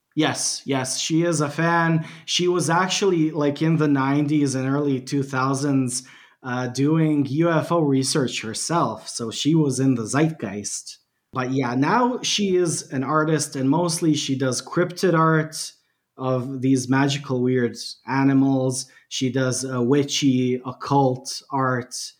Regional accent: Bosnia & Herzegovina; English is a second language; I'm from Bosnia and Herzegovina.

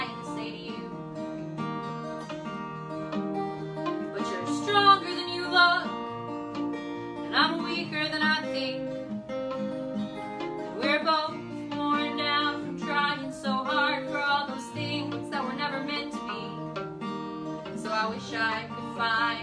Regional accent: Wichita Falls, Texas, United States; moved away as an adult; also born or lived in Scotland; It's in Wichita Falls, Texas. My hometown

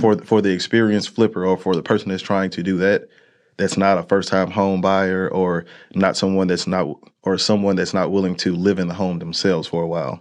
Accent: Monroe, Louisiana, United States; moved away; I am born and raised out of Monroe, Louisiana

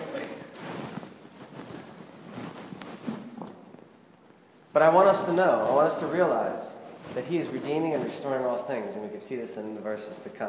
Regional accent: Pittsburgh, Pennsylvania, United States; I'm from Pittsburgh

